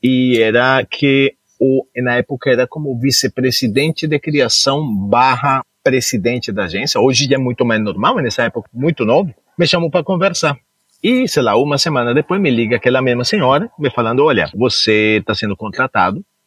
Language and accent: Portuguese; Cali, Valle del Cauca, Colombia; also born or lived in Goiânia / São Paulo; now in United States; Eu nasci na Colômbia, nasci especificamente em Cali